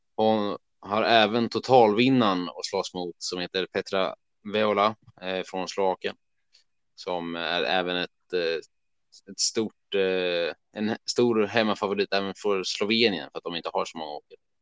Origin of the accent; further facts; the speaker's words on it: Örebro, Örebro County, Sweden; vi är från Örebro